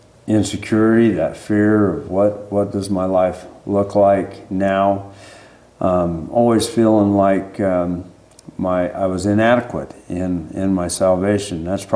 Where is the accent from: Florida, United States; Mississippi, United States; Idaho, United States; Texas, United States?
Idaho, United States; Burley; I'm a 1960 model. I was born here in Burley, raised around this area for most of my life. I lived off and on in the state of Idaho, but a large portion of my life has been right in this area.